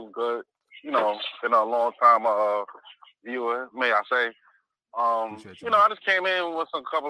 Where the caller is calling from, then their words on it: Connecticut, United States; calling from Connecticut.